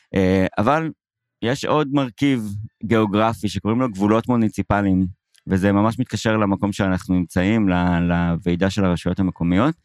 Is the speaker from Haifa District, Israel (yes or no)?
yes; Haifa, Haifa District, Israel; גדלתי בחיפה